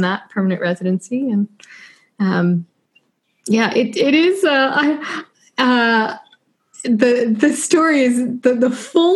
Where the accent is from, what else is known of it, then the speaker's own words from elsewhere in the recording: Washington, District of Columbia, United States; moved away as an adult; also born or lived in Ohio; now in Australia; Born and raised in Washington, D.C.